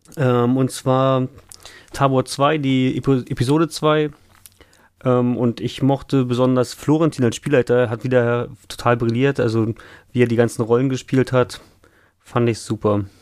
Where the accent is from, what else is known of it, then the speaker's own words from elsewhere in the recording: Hamburg area, Germany; ich komme ja aus dem Umkreis ähm, von Hamburg